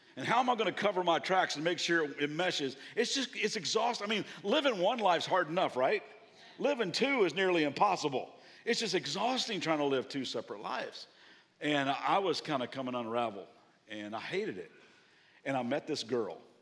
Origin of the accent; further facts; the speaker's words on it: Kentucky, United States; now in Southern California, United States; I'm from Kentucky